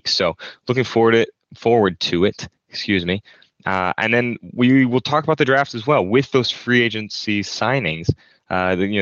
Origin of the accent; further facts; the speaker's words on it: Arizona, United States; now in Michigan, United States; I was actually from Arizona originally before I ended up moving up here into Michigan